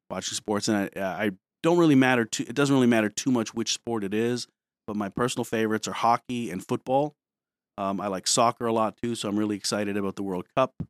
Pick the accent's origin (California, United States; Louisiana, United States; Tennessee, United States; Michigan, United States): Michigan, United States; Detroit; moved away as an adult; also born or lived in New Brunswick, New Jersey; now in Pennsylvania, United States; I grew up in Detroit, from there, not from New Jersey